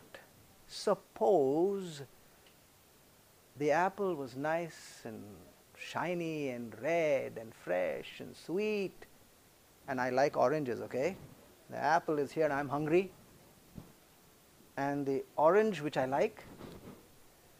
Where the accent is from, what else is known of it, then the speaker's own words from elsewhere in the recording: India; I'm from the Indian Peninsula